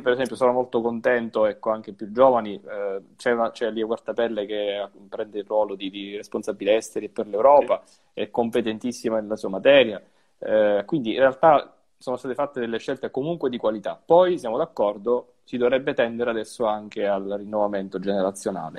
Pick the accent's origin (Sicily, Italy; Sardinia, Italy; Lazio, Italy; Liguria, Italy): Sicily, Italy; che pure sono siciliano